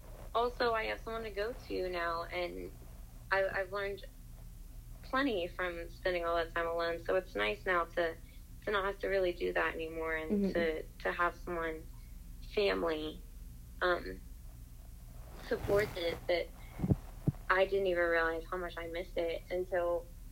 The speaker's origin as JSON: {"language": "English", "region": "Appalachia", "country": "United States", "accent": "Appalachian", "said": "It's our instinct for young Appalachians to enter the rest of the world to do."}